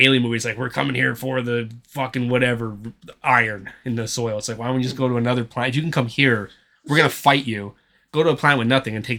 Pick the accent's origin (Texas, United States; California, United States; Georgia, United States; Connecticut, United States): Texas, United States; I'm a Texan.